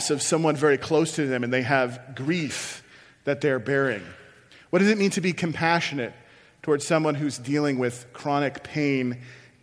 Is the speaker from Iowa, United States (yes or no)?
yes; Iowa, United States; moved away as an adult; also born or lived in Chicago; I moved from my hometown where I'd lived my whole life in Iowa to Chicago to go to seminary.